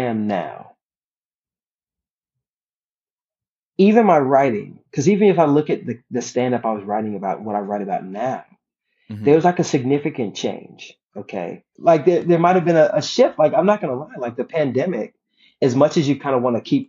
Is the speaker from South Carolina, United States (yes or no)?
yes; South Carolina, United States; we're from South Carolina